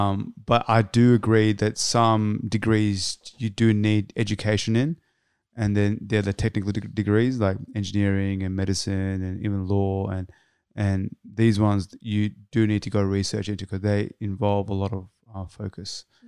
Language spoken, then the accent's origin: English; Australia; I'm Australian.